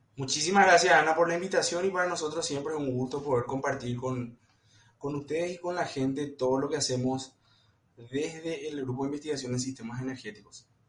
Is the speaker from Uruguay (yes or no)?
no; Paraguay